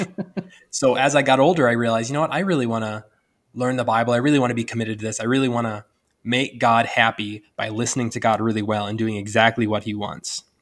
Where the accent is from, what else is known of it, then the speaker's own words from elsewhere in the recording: Northwest Ohio, United States; moved away as an adult; now in Indiana, United States; I'm from Northwest Ohio